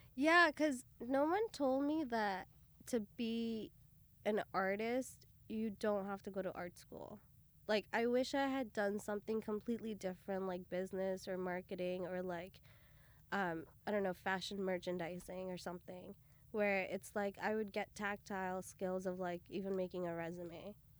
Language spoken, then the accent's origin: English; Brampton, Ontario, Canada; also born or lived in Bathinda, Punjab, India / Toronto area; I was, uh, born in Punjab, Batinda, and we all moved over to Canada when I was about six, and then from there I was raised in Canada, uh, specifically, uh, just outside of Toronto